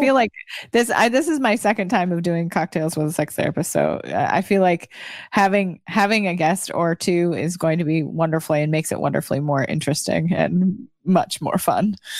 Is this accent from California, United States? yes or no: yes; Trinity County, California, United States; moved away as an adult; also born or lived in Washington State / Spokane; now in Florida, United States; my prepper roots growing up in Trinity County. Shout out to my Trinity County folk in Trinity County, California.